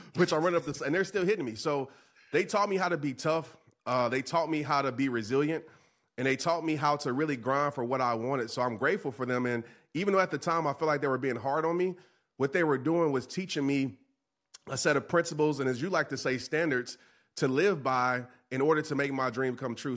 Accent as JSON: {"language": "English", "town": "New Orleans", "region": "Louisiana", "country": "United States", "tie": "born or raised there", "said": "a young child, uh, growing up in New Orleans"}